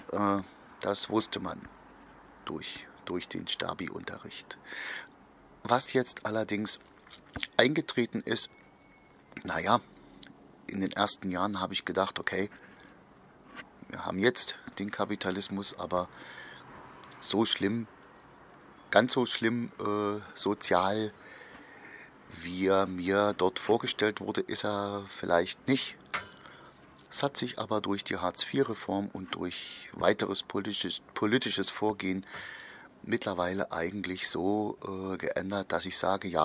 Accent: East Germany, Germany; bei uns in der DDR in den 50ern, 60ern wurden da viele Fehler gemacht

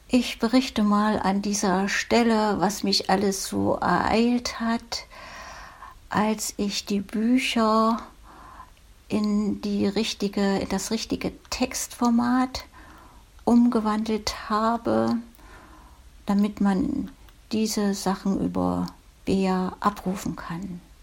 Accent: Thuringian Forest village, Germany; In meinem Heimatdorf, damals eine 300-Seelen-Gemeinde, gab es wunderschöne Thüringer Waldluft

